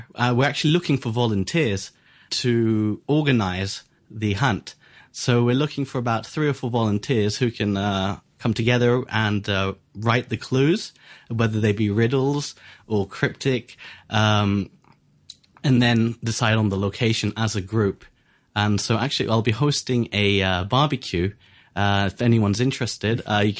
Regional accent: Hong Kong; I was born in Hong Kong.

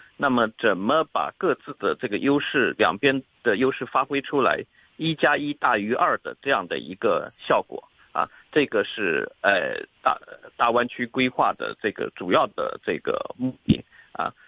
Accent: Hong Kong; 我们港人在上面的这个，呃，缴的这个税收的这个问题

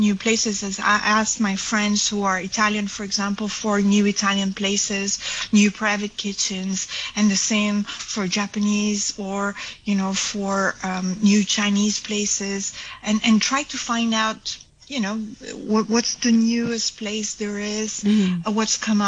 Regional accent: Belgium; I'm from Belgium

